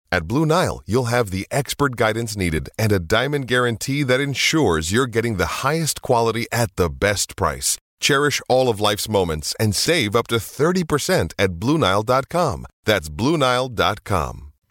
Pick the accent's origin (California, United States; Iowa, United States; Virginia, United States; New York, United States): California, United States; Bay Area; I grew up in the Bay Area